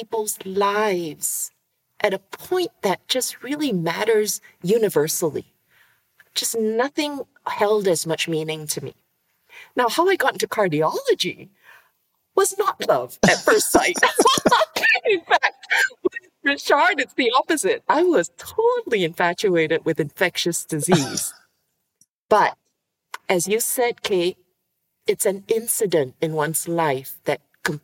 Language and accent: English; Singapore; I was born in Singapore, tiny little island city state that you would miss on a map.